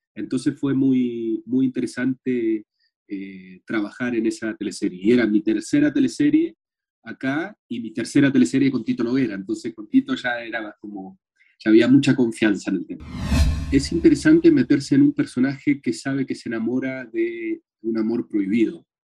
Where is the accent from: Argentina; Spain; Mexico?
Argentina; now in Chile; soy actor argentino